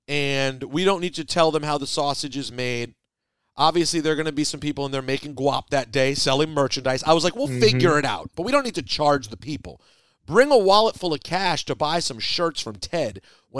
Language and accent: English; Chicago, Illinois, United States; I'm from Chicago, and I love my city